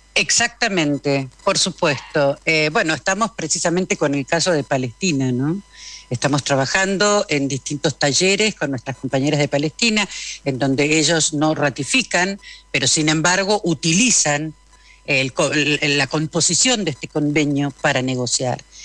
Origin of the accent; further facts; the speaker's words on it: Argentina; yo soy argentina